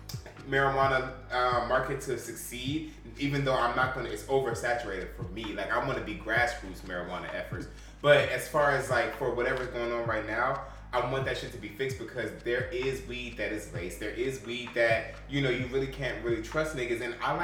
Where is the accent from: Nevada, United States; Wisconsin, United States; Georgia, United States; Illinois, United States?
Georgia, United States; Atlanta; I'm from Atlanta.